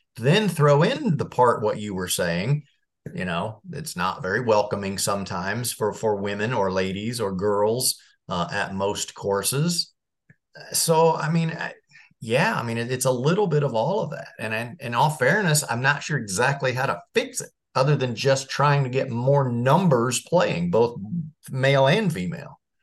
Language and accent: English; Marion, Indiana, United States; I grew up in Marion, Indiana